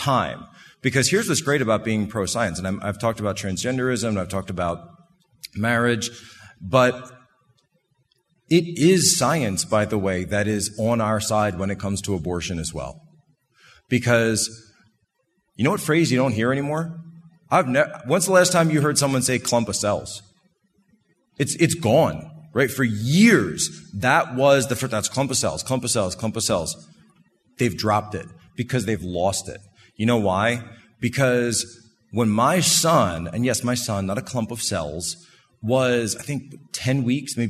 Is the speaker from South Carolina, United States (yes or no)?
no; Philadelphia, Pennsylvania, United States; I'm from Philadelphia